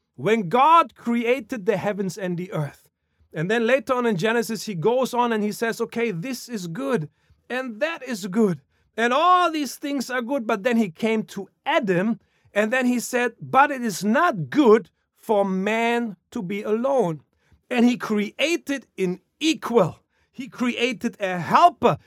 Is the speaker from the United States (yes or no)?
no; Germany; moved away; growing up in Germany